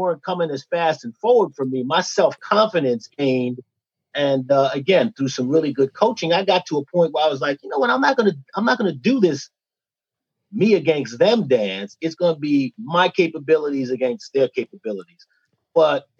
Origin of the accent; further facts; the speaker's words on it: New York City, New York, United States; I came from Bushwick, Brooklyn, so I had a natural hustle